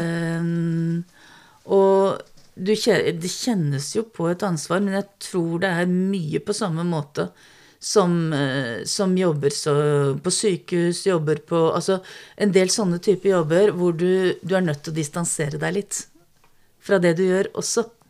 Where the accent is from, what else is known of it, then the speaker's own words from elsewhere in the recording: Strømmen, Akershus, Norway; Vokste opp på Strømmen like utafor Oslo